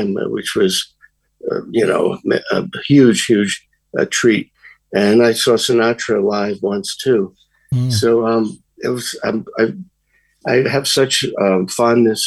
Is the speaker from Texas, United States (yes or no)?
no; New York City, New York, United States; I grew up in Brooklyn